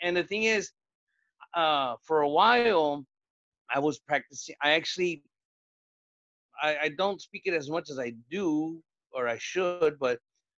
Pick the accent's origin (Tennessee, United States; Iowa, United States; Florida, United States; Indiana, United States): Indiana, United States; Hammond; But we went to the Greek restaurants where I grew up in Hammond and in the town over called Highland, Indiana.